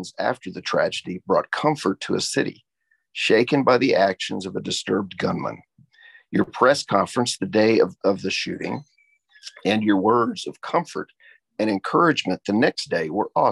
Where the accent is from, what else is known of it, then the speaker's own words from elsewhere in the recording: Tulsa, Oklahoma, United States; how much I love my hometown and how pleased that a former student is currently the mayor